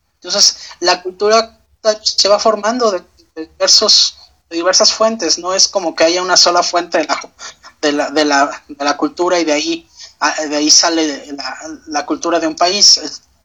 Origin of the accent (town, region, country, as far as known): Mexico